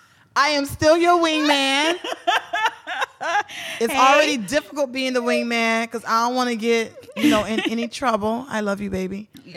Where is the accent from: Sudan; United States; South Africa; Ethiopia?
United States; Miami, Florida; So you know, we're from Miami